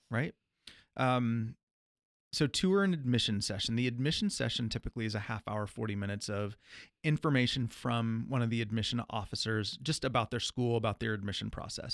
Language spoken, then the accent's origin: English; Midwest, United States; being a Midwesterner